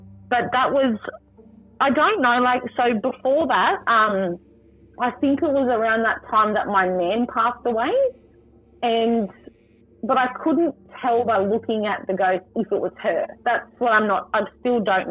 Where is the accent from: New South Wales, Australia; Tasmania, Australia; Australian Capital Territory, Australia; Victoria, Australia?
New South Wales, Australia; Worimi country; now in Central Coast, Australia; I'm from Worimi country, which is Gloucester, Foster, Nelson Bay area. I've been brought up there all my life.